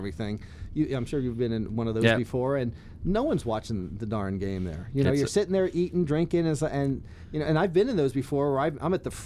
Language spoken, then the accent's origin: English; New Jersey, United States; I grew up in New Jersey